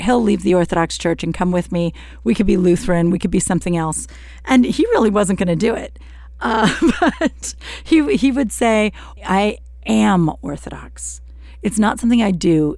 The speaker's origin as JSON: {"language": "English", "country": "United States", "tie": "born or raised there", "said": "I'm an American. I grew up here"}